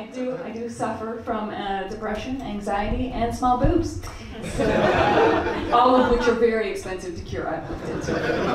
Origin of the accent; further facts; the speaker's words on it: Canada; moved away as an adult; now in United Kingdom; I'm Canadian.